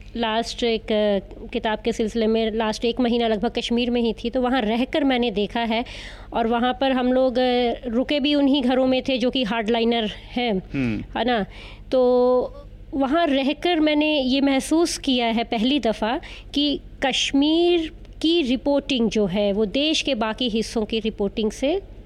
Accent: Punjab, India; मैं पंजाब से आती हूँ

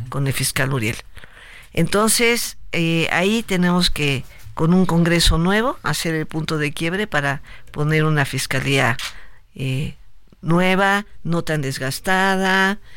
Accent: Tlaltizapán, Morelos, Mexico; also born or lived in Mexico City; nací en la Ciudad de México, pero yo desde los eh, desde el mes de nacida estaba en Tlatizapán

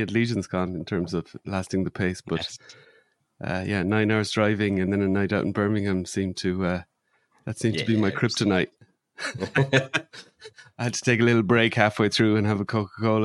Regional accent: Ireland; where my mum lives and where I grew up in Ireland

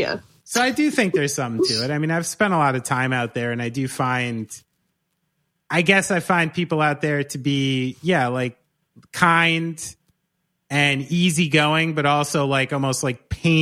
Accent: New Jersey, United States; accent: Jersey; my shit Jersey accent

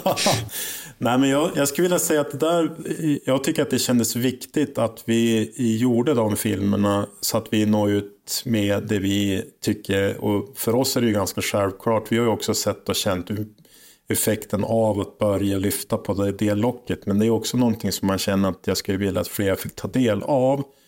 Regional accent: Holmsund, Västerbotten County, Sweden; jag är född och uppväxt i Holmsund som ligger utanför Umeå här

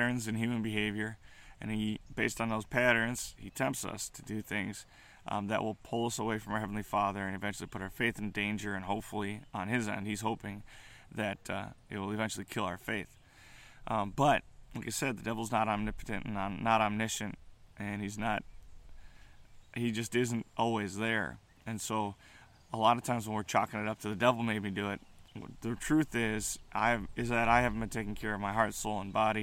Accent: United States; as American Christians, millennial Christians

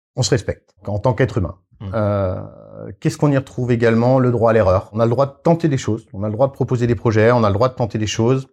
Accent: Alsace, Grand Est, France; je suis alsacien

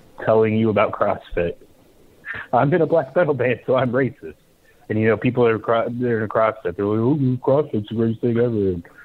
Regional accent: Midwest, United States; moved away as an adult; now in Charlotte, United States; I grew up in the Midwest

